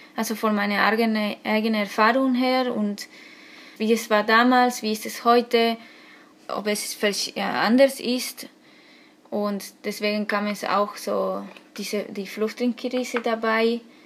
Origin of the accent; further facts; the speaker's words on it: Argentina; German is a second language; moved away as an adult; now in Hamburg, Germany; Ich komme aus Argentinien und jetzt im Moment äh, wohne ich in Hamburg